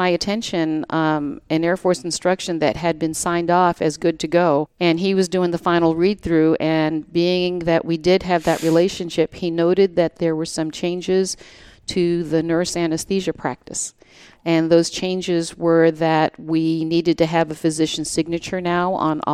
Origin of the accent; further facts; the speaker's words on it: Virginia, United States; I'm from Virginia, and I have been a CRNA for 24 years now